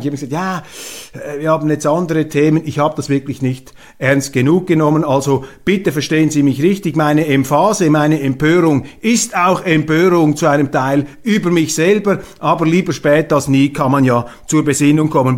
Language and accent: German; Switzerland; als Schweizer